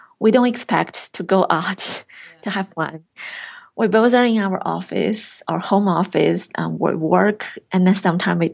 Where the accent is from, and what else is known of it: China; English is a second language; moved away as an adult; now in Irvine, United States